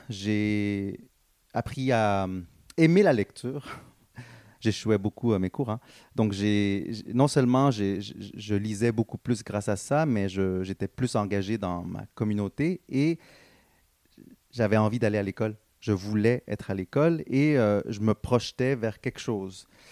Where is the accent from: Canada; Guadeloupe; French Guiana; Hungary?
Canada; Montreal, Quebec; born or raised there; also born or lived in Guatemala / Dallas, Texas